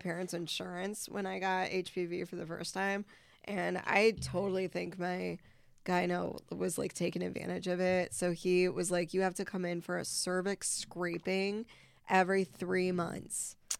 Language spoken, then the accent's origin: English; Vernon Hills, Illinois, United States; I'm from Vernon Hills.